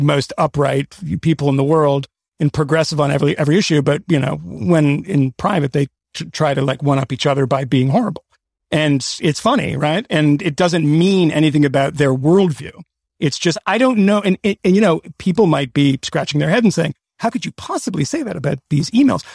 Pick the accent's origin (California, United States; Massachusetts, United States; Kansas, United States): Massachusetts, United States; Boston; I grew up in Boston